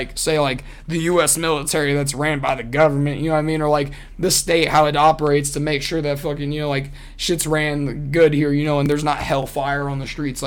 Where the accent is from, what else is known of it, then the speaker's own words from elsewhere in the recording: Des Moines, Iowa, United States; also born or lived in Sacramento, California; I'm from here. I'm from Des Moines, fucking Iowa.